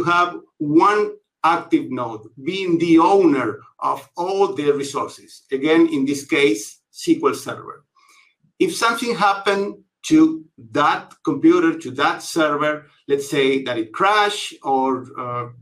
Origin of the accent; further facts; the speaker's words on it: Buenos Aires, Argentina; I am from Buenos Aires, Argentina